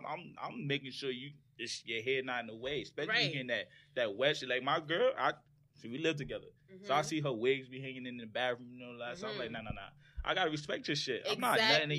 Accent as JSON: {"language": "English", "country": "United States", "said": "I'm American, bro."}